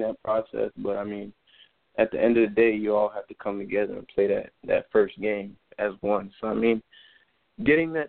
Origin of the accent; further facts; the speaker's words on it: Miami, Florida, United States; growing up in Miami